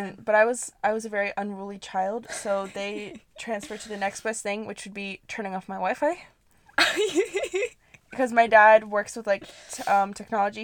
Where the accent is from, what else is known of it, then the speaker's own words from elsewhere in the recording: United States; we grew up in america speaking a different language